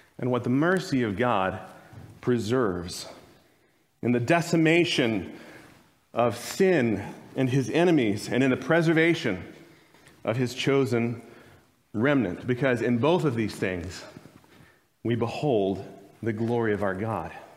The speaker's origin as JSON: {"language": "English", "region": "Arizona", "country": "United States", "tie": "born or raised there", "moved": "yes", "lives_now": "Kansas, United States", "said": "my home state, Arizona"}